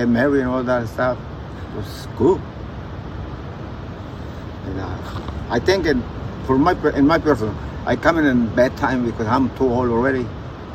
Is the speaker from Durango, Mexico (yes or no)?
yes; Durango, Mexico; English is a second language; also born or lived in United States; now in Maneadero, Mexico; I grew up in Durango